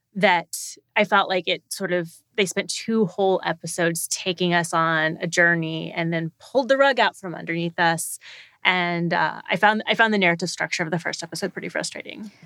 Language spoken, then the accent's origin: English; Texas, United States; when I was a kid, I grew up in Texas